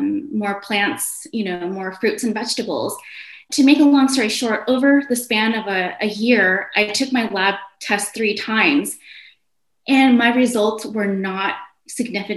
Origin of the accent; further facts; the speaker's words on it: North Dakota, United States; also born or lived in Indonesia; now in California, United States; I ended up growing up in the Midwest, primarily in North Dakota. In the year 2000, my family and I moved to California, and we have been here ever since